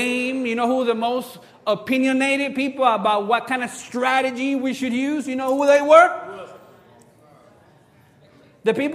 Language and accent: English; Cuba; moved away; I'm from Cuba. We grew up playing baseball.